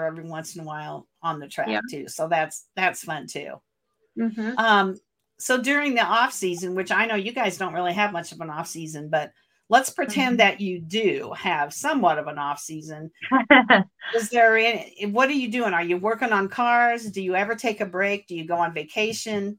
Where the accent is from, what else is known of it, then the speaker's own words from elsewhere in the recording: Portage, Michigan, United States; my hometown here in Portage, Michigan